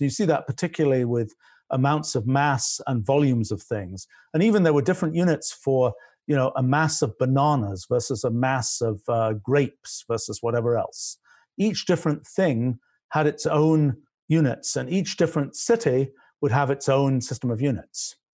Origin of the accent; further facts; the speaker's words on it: England, United Kingdom; accent: British; moved away; I grew up in England